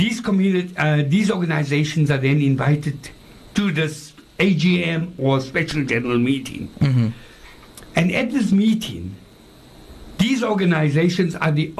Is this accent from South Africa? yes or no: yes; South Africa; crime does not only affect us South Africans